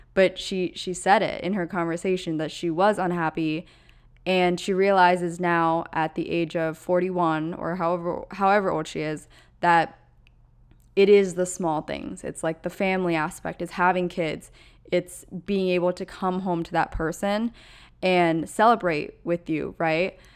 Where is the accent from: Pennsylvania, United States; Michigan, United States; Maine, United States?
Pennsylvania, United States; moved away; where I grew up in Pennsylvania is just so utterly different than where I live now